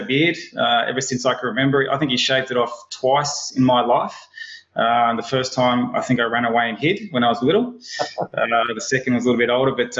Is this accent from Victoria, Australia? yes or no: yes; Melbourne, Victoria, Australia; moved away as an adult; also born or lived in Gold Coast, Queensland; I'm originally from Melbourne